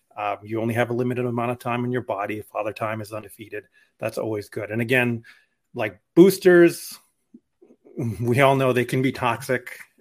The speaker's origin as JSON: {"language": "English", "town": "Albuquerque", "region": "New Mexico", "country": "United States", "tie": "born or raised there", "moved": "yes", "said": "I grew up in Albuquerque, New Mexico"}